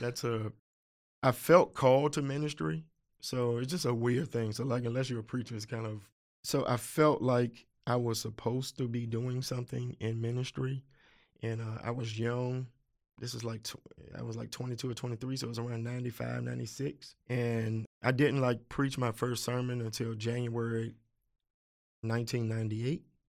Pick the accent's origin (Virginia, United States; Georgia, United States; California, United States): Virginia, United States; Richmond; also born or lived in eastern Henrico County, Virginia; I came to Richmond when I was seven, and I went to, uh, now closed, uh, Robert E. Lee Elementary School.